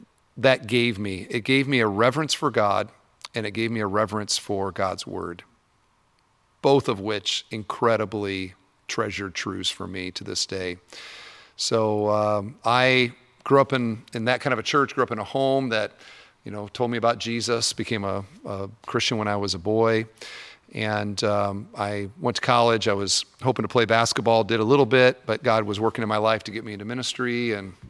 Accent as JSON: {"language": "English", "town": "Cedar Falls", "region": "Iowa", "country": "United States", "tie": "born or raised there", "said": "I grew up in Cedar Falls, Iowa"}